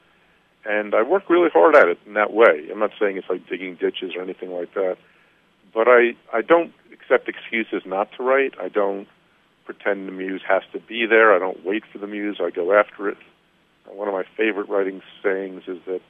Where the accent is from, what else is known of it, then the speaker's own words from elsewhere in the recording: New Jersey, United States; my home state of New Jersey